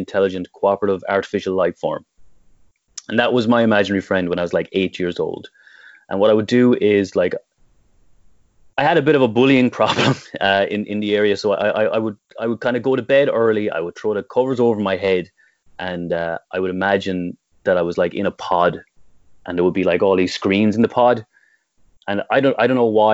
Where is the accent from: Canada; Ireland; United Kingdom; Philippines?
Ireland; Tipperary, Munster; growing up in Tip and growing up anywhere in the 80s and 90s